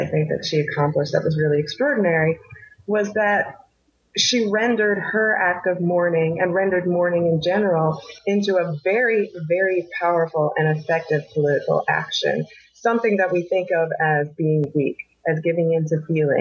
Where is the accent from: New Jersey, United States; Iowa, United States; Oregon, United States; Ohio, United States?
New Jersey, United States; I'm from New Jersey, worked in New York